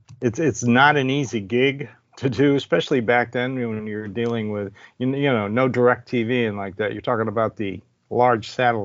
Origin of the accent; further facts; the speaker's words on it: Cleveland, Ohio, United States; now in Nashville, United States; I was born in Cleveland